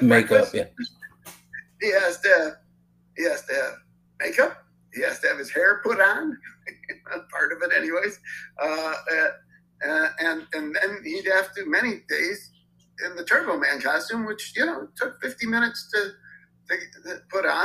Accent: Chicago, Illinois, United States; I'm from Chicago

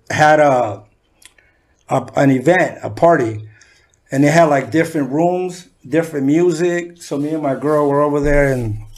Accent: San Diego, California, United States; also born or lived in Mexico City, Mexico; I had two older brothers, and uh, we moved to Southeast San Diego to Sherman. Okay. And that's where I was raised.

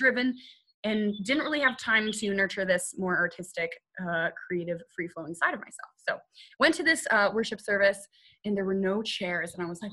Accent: United Kingdom; I'm British

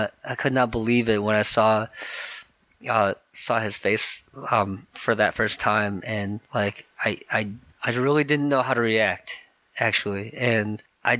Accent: Michigan, United States; moved away as an adult; also born or lived in South Korea / New York; now in Bay Area, United States; I was born in South Korea, actually, and then I was adopted. And I grew up in Michigan

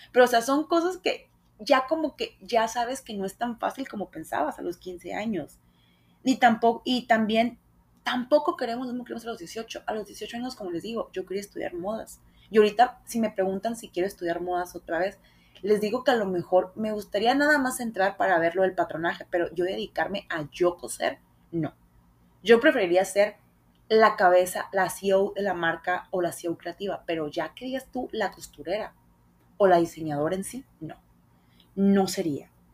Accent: Hermosillo, Sonora, Mexico; quise hacer muchos castings aquí en Hermosillo

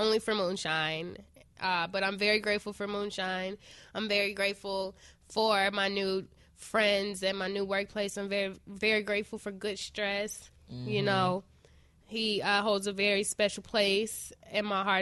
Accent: Chicago, Illinois, United States; I'm from Chicago.

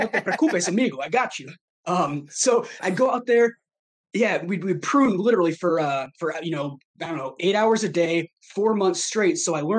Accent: Armada, Michigan, United States; also born or lived in Traverse City, Michigan / Tampa, Florida / Maine; I grew up in Armada, this little small town that I'm from.

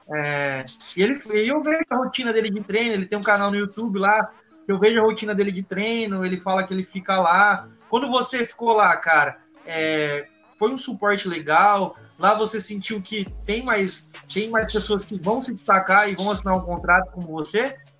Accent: Presidente Prudente, São Paulo, Brazil; eu sou de Presidente Prudente

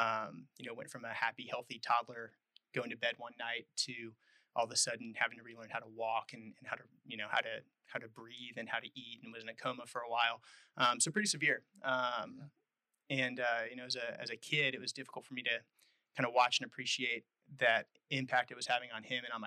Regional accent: Texas, United States; moved away as an adult; I was born in Texas. Family has a long history there in the Texas Hill Country, west of Austin, a couple of hours.

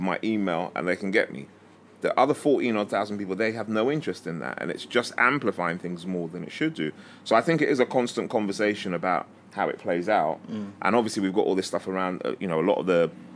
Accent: London, United Kingdom; also born or lived in Harrow; growing up in Stonebridge

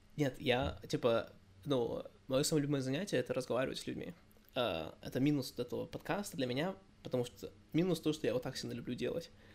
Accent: United States; also born or lived in Russia; я, я из Америки

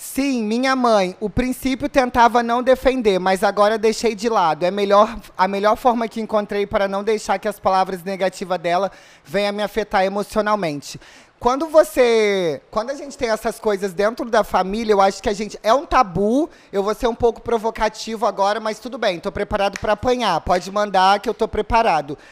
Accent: Rio de Janeiro, Brazil; eu sou do Rio também

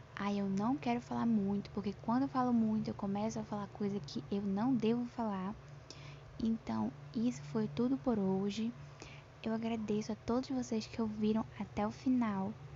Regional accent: Pará, Brazil; eu tenho 14 anos, sou paraense

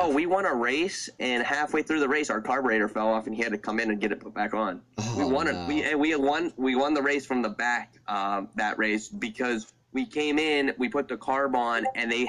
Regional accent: Sarver, Pennsylvania, United States; I grew up in Sarver, Pennsylvania, home to Lernerville Speedway

